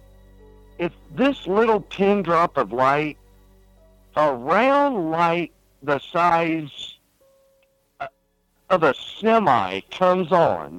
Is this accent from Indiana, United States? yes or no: yes; Greencastle, Indiana, United States; I grew up in Greencastle, Indiana, which is literally 30 miles west of Indianapolis.